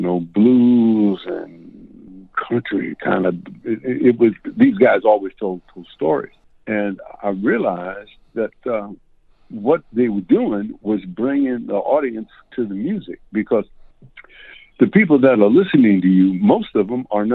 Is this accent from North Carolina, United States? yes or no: yes; Raleigh, North Carolina, United States; also born or lived in New York City, United States; when I was 3 weeks old, we moved back to Raleigh, North Carolina